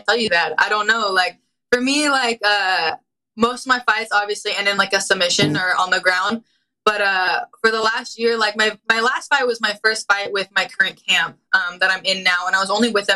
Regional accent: Anaheim, California, United States; it's in my hometown

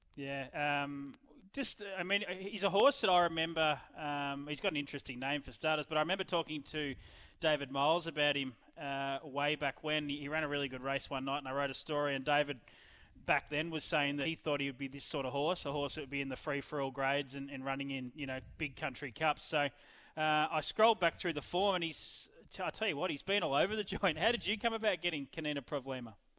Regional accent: Ballarat, Victoria, Australia; in Ballarat, my hometown?

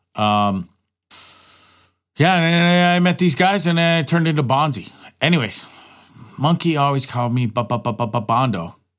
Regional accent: Hamilton, Ontario, Canada; moved away as an adult; also born or lived in Toronto, Ontario / Banff, Alberta / Orillia, Ontario; I was born and raised in Hamilton, Ontario

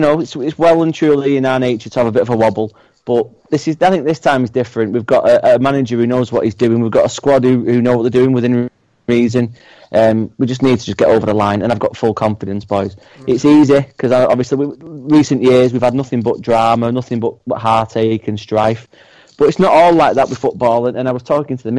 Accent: Bury, North West England, United Kingdom; I was born in Bury

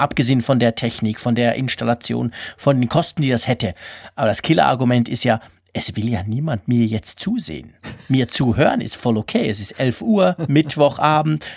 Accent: Switzerland; bei uns in der Schweiz

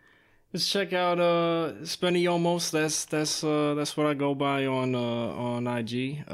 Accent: New York City, New York, United States; I'm born and raised in New York City.

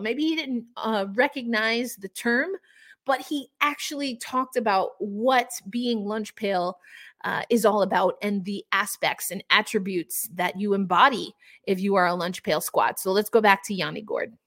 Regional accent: New York, United States; I'm also from New York

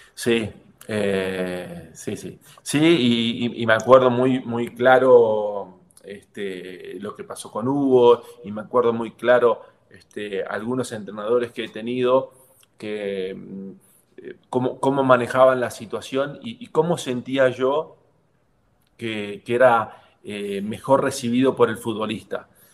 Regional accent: Argentina; moved away as an adult; also born or lived in Mexico; me quiero ir a Argentina y quiero disfrutar mis últimos dos años o tres años en Argentina, en mi país

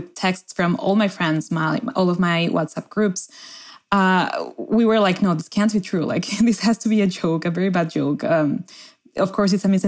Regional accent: Mexico City, Mexico; moved away as an adult; now in Cambridge, United States; I am an international student at Harvard University. I am doing a master's in public administration and international development at Harvard Kennedy School, and I am from Mexico City

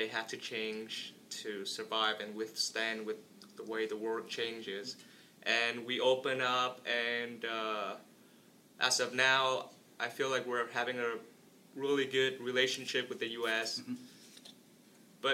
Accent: Vietnam; moved away as an adult; now in Fort Wayne, United States; I was born and raised in Vietnam. I came here mainly for education, college in this case

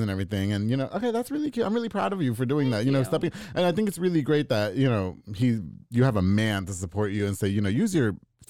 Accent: New York, United States; I'm from New York, and we just as much road niggas.

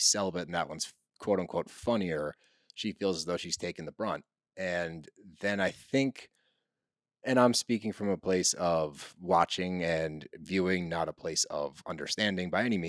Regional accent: Texas, United States; Just kidding. But I'm from Texas. That's why I made the joke.

